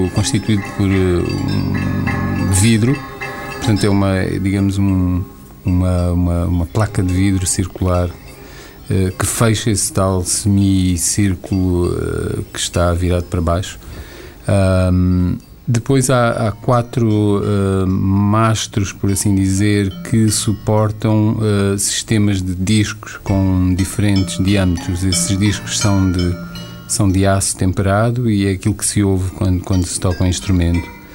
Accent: Angola; moved away; also born or lived in Portugal; angolano porque nasci em Angola e vivi em Angola

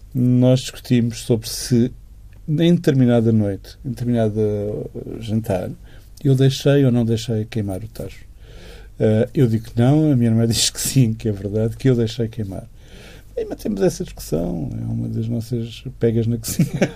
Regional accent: Chaves, Norte, Portugal; moved away; also born or lived in Douro; passamos uh, as nossas infâncias e adolescências em Chaves

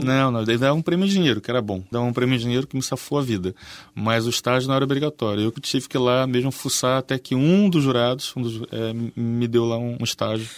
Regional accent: Rio de Janeiro, Brazil; moved away as an adult; now in Portugal; eu não sou exatamente o brasileiro mais típico. Mesmo lá, e sou é carioca ainda por cima

